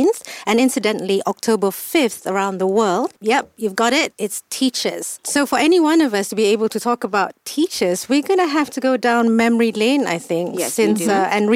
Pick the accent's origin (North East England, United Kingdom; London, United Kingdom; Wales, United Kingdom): London, United Kingdom; also born or lived in Petaling Jaya, Malaysia; I was born in Petaling Jaya, Asunta Hospital to be precise, but spent my schooling days in London.